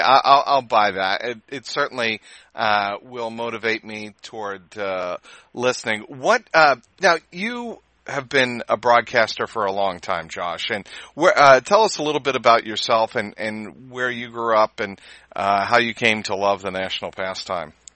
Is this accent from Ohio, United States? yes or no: yes; Cincinnati, Ohio, United States; Growing up in Cincinnati